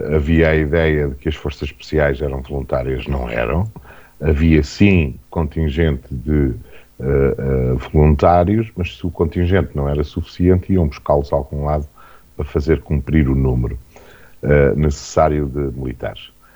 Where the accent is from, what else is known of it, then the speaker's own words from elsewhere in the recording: Vagos, Aveiro District, Portugal; Não é porque eu nasci uh, em Vagos